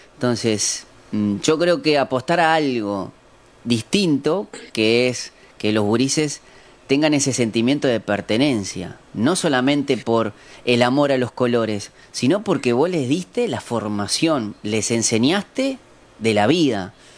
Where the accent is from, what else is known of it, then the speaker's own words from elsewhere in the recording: Uruguay; como uruguayos